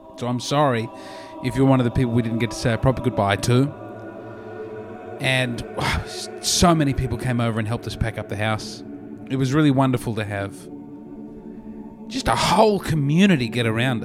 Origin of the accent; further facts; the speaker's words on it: Australia; moved away as an adult; now in United States; as an Australian